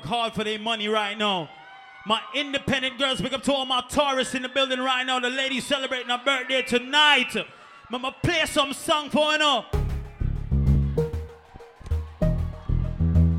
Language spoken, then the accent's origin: English; Guyana; I'm Guyanese and I'm married a Trinidadian girl.